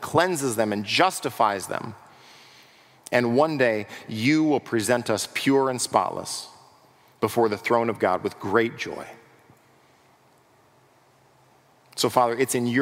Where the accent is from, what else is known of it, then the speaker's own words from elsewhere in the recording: United States; we as American pragmatic individuals